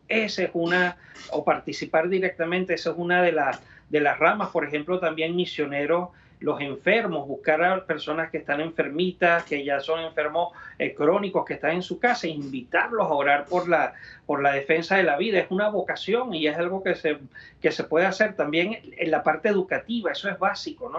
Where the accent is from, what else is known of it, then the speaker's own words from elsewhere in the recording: Venezuela; moved away as an adult; now in United States; en Venezuela, donde yo nací y crecí y ejercí los primeros años de mi ministerio sacerdotal